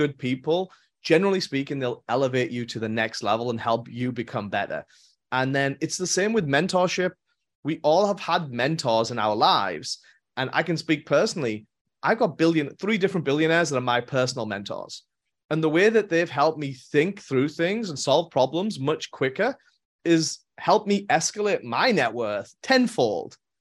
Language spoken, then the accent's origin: English; England, United Kingdom; moved away as an adult; also born or lived in Europe; now in United States; born and raised in England